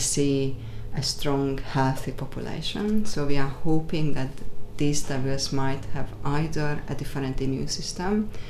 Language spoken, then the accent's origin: English; Hungary; now in Australia; I'm not Australian as birth. I was born in Hungary, but I became an Australian